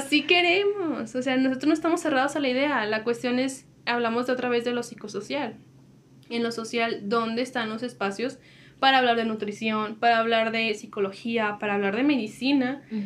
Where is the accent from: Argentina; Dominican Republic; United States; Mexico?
Mexico; Comarca Lagunera; vivimos en, la laguna, dos estados se componen de uno